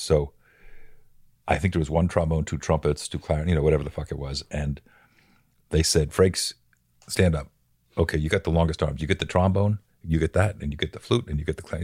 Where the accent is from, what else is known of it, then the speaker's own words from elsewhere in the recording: Bethlehem, Pennsylvania, United States; I grew up in Bethlehem, Pennsylvania